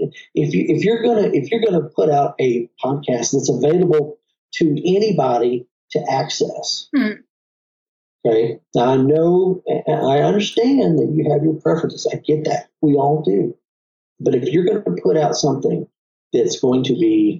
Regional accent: Texas, United States; I have a little bit of an accent. I am from Texas

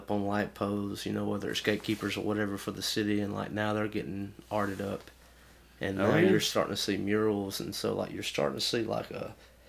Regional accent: the South, United States; growing up in the South and doing a lot of traveling in the South, and a lot of the South is the same for the most part with values and such.

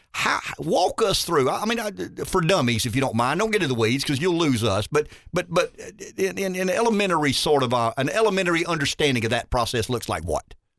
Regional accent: Pamplico, South Carolina, United States; I grew up in Pamplico. I grew up in rural America.

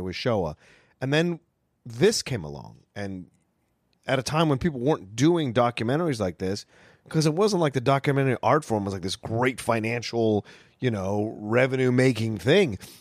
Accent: Virginia, United States; growing up in Virginia

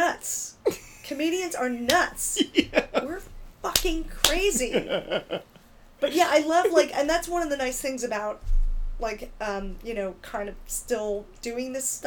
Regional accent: Philadelphia, Pennsylvania, United States; moved away; I'm from Philadelphia

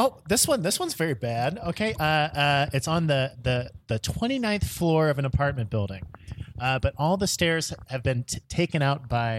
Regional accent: Tennessee, United States; now in Chicago, United States; I'm from Tennessee.

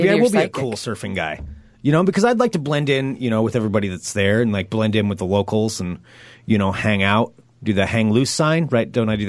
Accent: Oregon, United States; I know I'm from Oregon

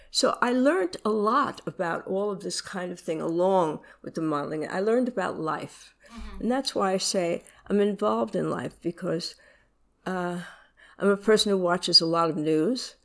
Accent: New York, United States; I was born in New York

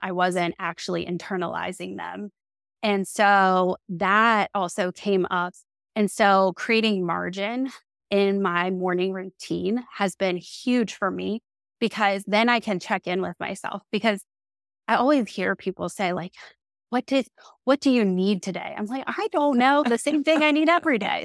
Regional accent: Maryland, United States; I'm from Maryland

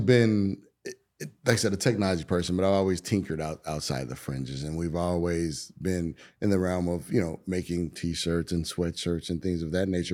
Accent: Chicago, Illinois, United States; moved away; I'm originally from Chicago

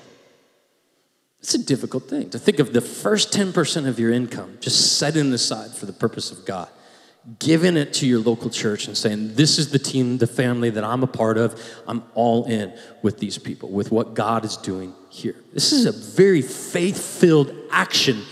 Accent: United States; we are very American

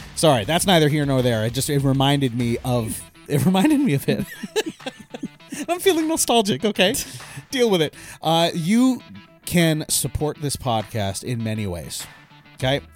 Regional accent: Eastern Washington, United States; When I grew up in Eastern Washington

